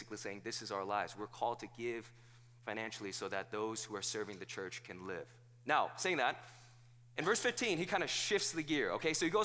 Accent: South Korea; now in United States; I wasn't born here in the United States. I was born in South Korea

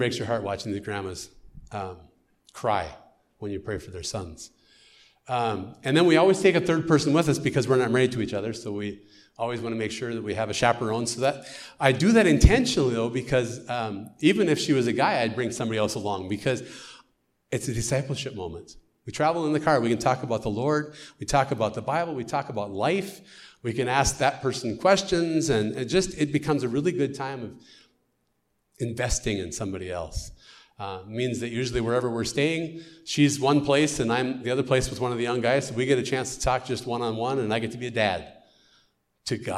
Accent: United States; accent: American; now in Ukraine; my American accent

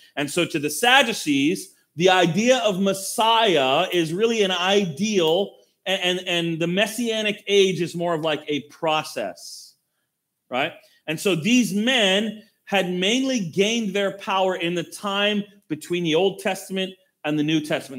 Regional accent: United States; we as American Christians

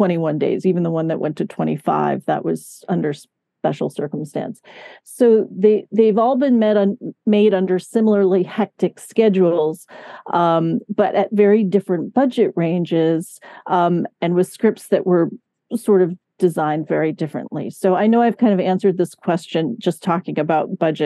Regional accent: Catskills / Hudson Valley, New York, United States; I was born in Catskill, but actually, no, it was more like the towns I lived in were like New Paltz, Kingston, Woodstock

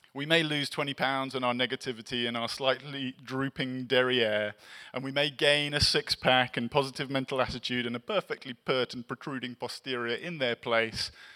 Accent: England, United Kingdom; now in Los Angeles, United States; I'm English

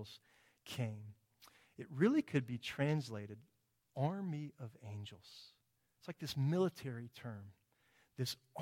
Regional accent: United States; I'm an American.

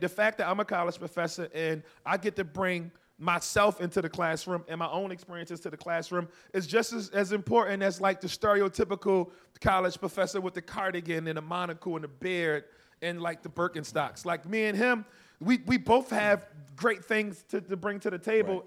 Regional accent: Baltimore, Maryland, United States; I'm from Baltimore. I didn't have to make friends on campus. I went home

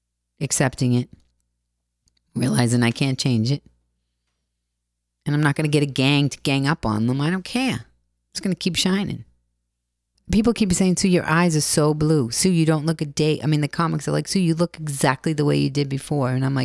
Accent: Boston, Massachusetts, United States; I come from Boston and I don't know anything and I'm broken.

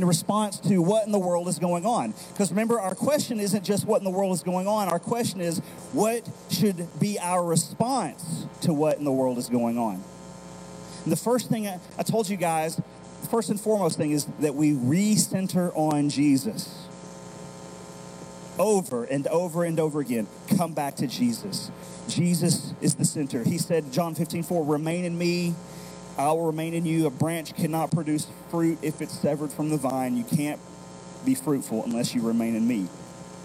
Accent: Tennessee, United States; before we think of ourselves as American citizens, before we think of ourselves as Tennesseans

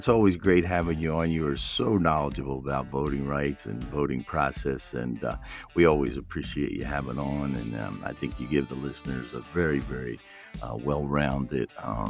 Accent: Philadelphia, Pennsylvania, United States; moved away; in Philadelphia, in my hometown

